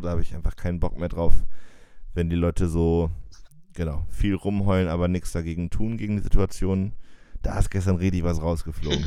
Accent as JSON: {"language": "German", "town": "Jena", "region": "Thuringia", "country": "Germany", "tie": "born or raised there", "accent": "East German", "moved": "yes", "said": "weil wir sind ja in Jena aufgewachsen"}